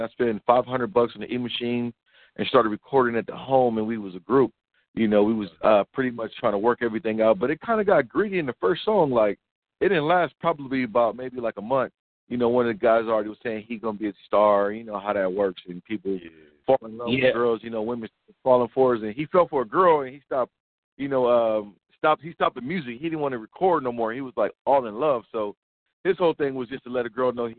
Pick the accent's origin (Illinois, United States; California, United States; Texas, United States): California, United States; Rialto; moved away; also born or lived in Long Beach, California / Arizona; I was born in Long Beach, California. You know, I migrated over to, like, the Inland Empire, which is Rialto, like, around 93, third grade